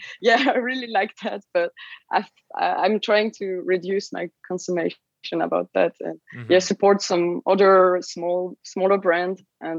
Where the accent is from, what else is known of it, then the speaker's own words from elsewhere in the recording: Switzerland; English is a second language; We're from Switzerland, based in Lausanne, in the west side of the country